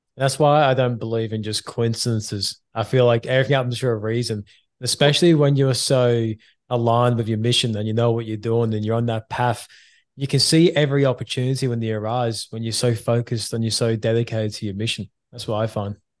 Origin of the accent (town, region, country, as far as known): England, United Kingdom